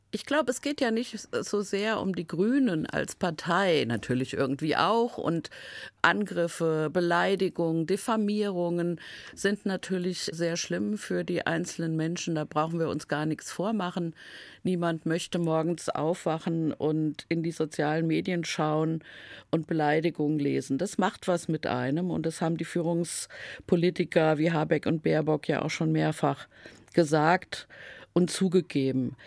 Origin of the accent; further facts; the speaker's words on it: Main-Taunus-Kreis, Hesse, Germany; Ich komme ja aus dem Main-Taunus-Kreis